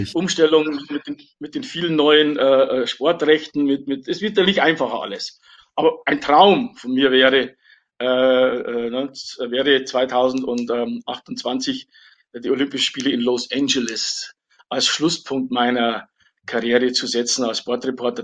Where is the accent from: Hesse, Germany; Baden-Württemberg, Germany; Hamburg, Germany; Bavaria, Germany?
Bavaria, Germany; Wolfratshausen; meine Heimatstadt Wolfratshausen